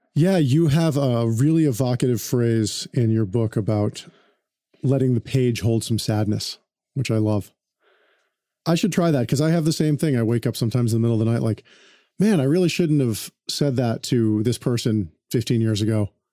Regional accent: Connecticut, United States; also born or lived in New York; now in Los Angeles, United States; East Coast patrician person growing up in Connecticut

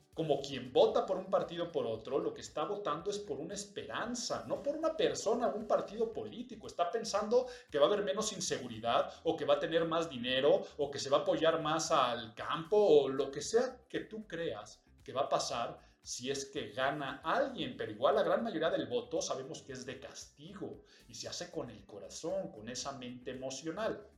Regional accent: Mexico; los que habitamos en esta nación y los que somos mexicanos

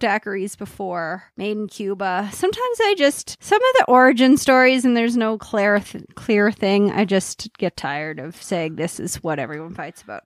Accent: Cape Breton, Nova Scotia, Canada; moved away; also born or lived in Alberta

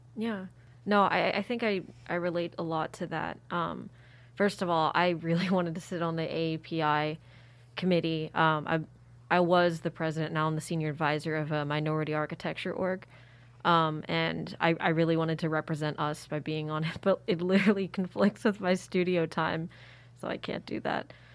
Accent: Philadelphia, Pennsylvania, United States; also born or lived in Sanshui, China; I went to P A, where I'm from, Philly. Grew up there.

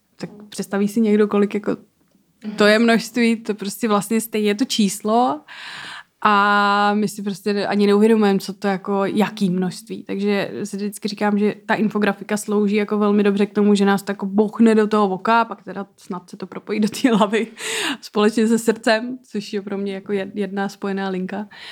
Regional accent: Czechia; já jsem z České republiky

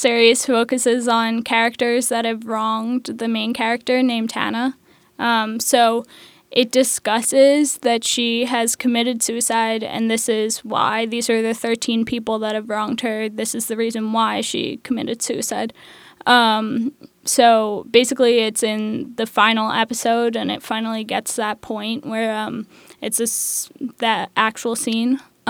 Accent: Manhattan, New York, United States; I'm 20 years old and I go to Pratt Institute. I'm from Manhattan.

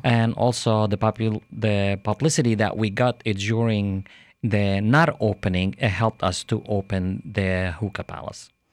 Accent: Jerusalem, Jerusalem District, Israel; now in Lakeland, United States; I'm originally from Jerusalem, Israel

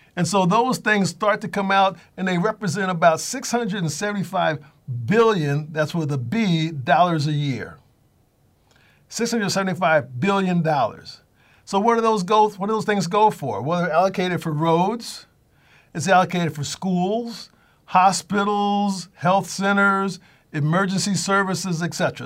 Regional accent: Connecticut, United States; I'm from Connecticut.

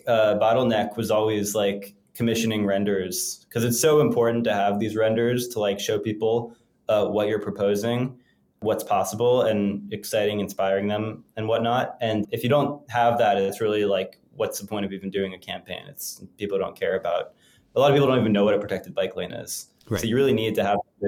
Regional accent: United States

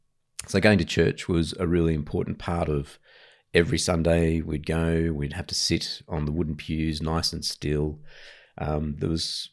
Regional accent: Ryde, New South Wales, Australia; also born or lived in Papua New Guinea; Yeah, I grew up in Ryde. So Ryde was a fairly middle-class suburb back then, back in the 70s.

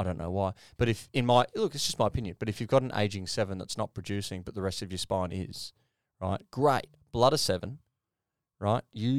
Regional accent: Queensland, Australia; I'm a Queenslander.

